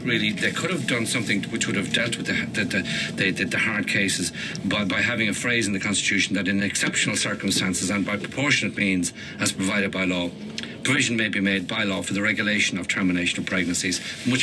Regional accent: Ireland; We're Irish.

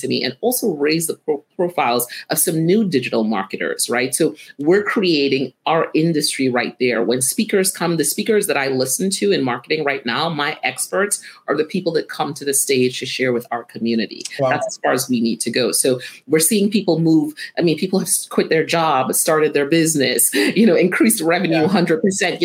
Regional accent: Trinidad & Tobago; moved away as an adult; now in United States; growing up in Trinidad

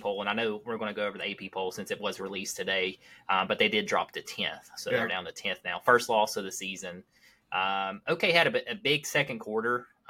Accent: Southwest Virginia, United States; We're from Southwest Virginia.

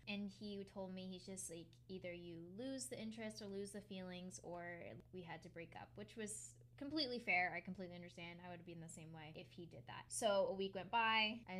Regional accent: Connecticut, United States; now in Long Island, United States; I moved from Connecticut to Long Island. I met a bunch of new people and that type of thing, but he still lives at home.

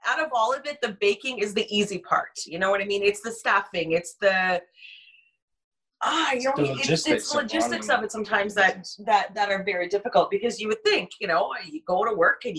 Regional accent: Cambridge, Ontario, Canada; I was born and raised in Cambridge

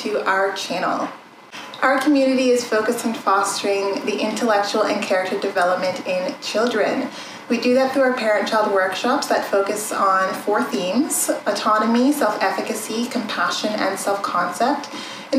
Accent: Canada; I'm Canadian. I was born and raised in Canada.

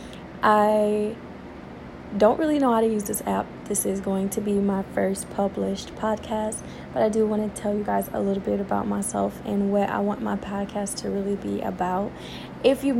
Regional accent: Detroit, Michigan, United States; I was born and raised in Detroit, Michigan

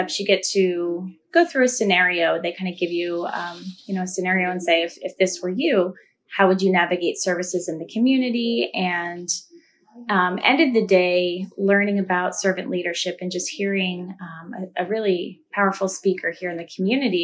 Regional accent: Lebanon County, Pennsylvania, United States; So I was born and raised here in Lebanon County, went to Lebanon City Schools till about third grade

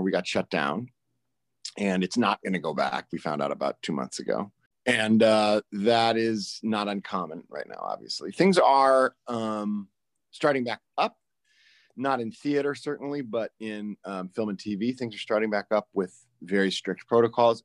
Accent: Chicago, Illinois, United States; born or raised there; also born or lived in Maine

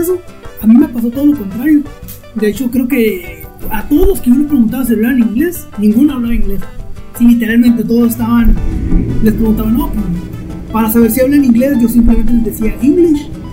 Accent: Mexico; also born or lived in Burgos, Spain; yo era de frontera

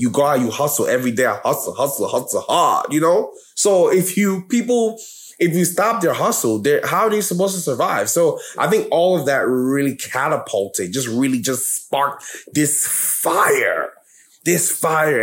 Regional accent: New York, United States; I'm from New York

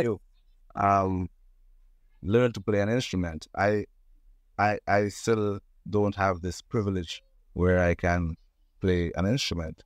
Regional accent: Trinidad & Tobago; I was born in Trinidad and Tobago

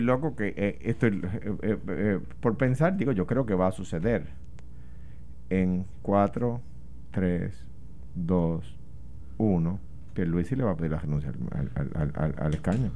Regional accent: Puerto Rico; yo soy un puertorriqueño

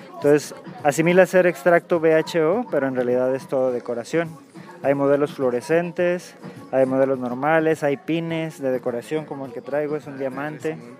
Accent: Guadalajara, Jalisco, Mexico; soy de aquí de Guadalajara.

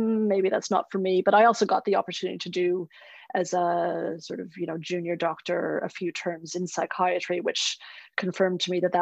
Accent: Canada; moved away as an adult; also born or lived in Sydney, Australia / Melbourne, Australia; now in Australia; I grew up in Canada.

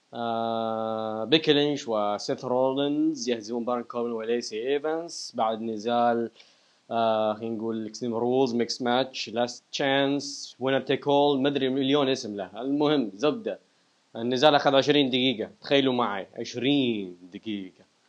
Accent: Iraq; انا عراقي

